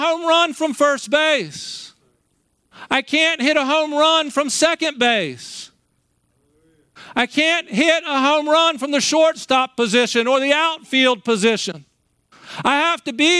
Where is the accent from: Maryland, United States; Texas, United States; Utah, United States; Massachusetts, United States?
Maryland, United States; I grew up in Maryland